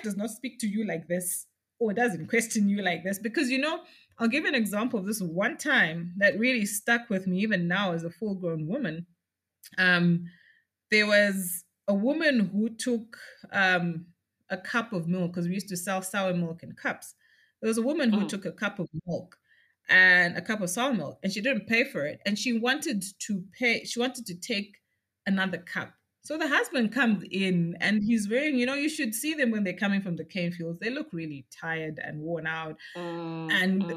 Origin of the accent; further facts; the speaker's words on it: Lowveld, Zimbabwe; I grew up out in the Lowveld and I was out on the sugarcane estates.